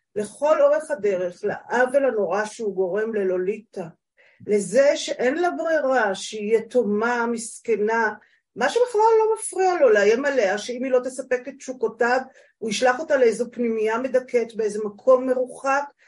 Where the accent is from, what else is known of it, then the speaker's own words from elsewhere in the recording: HaMa'apil, Central District, Israel; now in northern Israel; אני בת קיבוץ המעפיל